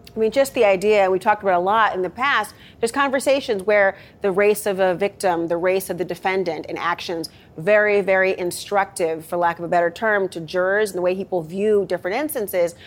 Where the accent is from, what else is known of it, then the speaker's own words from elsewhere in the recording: Minnesota, United States; moved away; my home state of Minnesota